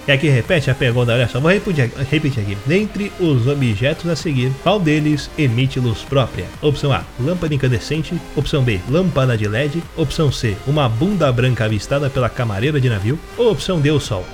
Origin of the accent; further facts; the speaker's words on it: Rio de Janeiro, Brazil; também sou do Rio